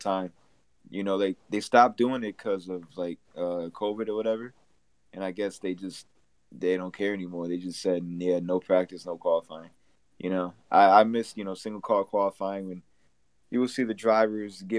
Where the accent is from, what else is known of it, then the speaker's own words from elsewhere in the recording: Connecticut, United States; I'm from Connecticut.